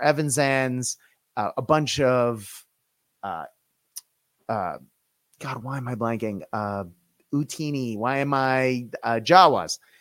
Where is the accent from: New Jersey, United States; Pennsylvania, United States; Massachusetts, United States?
Massachusetts, United States; Boston; I'm from Boston